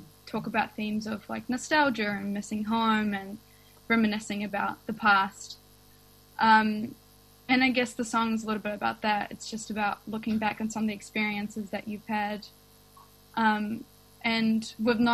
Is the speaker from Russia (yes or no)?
yes; Russia; now in Wellington, New Zealand; I grew up in Russia